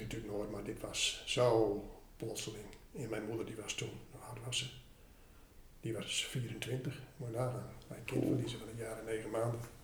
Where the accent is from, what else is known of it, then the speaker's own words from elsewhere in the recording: Ten Post, Groningen, Netherlands; Ik ben in Ten Post opgegroeid. En, eh, dat is eh, in Groningen